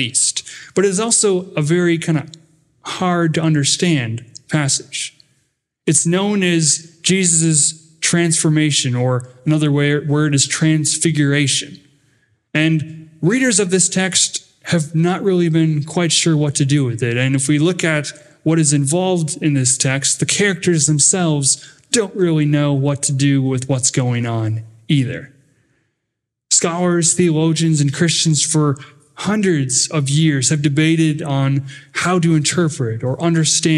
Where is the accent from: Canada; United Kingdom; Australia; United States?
United States; accent: northern; also born or lived in Dallas, Texas; my northern accent